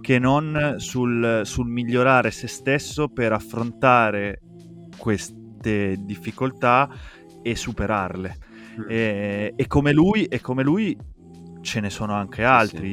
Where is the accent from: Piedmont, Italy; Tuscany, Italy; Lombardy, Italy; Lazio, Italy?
Piedmont, Italy; Asti; io sono originario di Asti